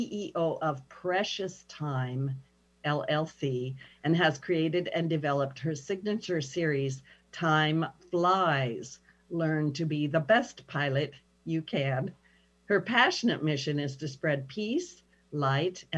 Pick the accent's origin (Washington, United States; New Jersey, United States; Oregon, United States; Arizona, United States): Oregon, United States; Pendleton; moved away as an adult; also born or lived in Saudi Arabia; I'm small town United States, you know, I'm from Pendleton, Oregon